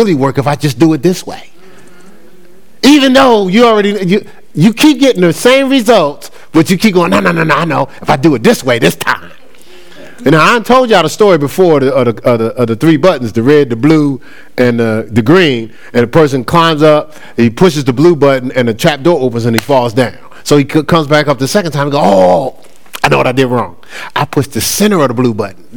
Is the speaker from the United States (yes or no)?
yes; Newark, New Jersey, United States; Now, I know I'm from Brick City. I know I'm a city boy from Jersey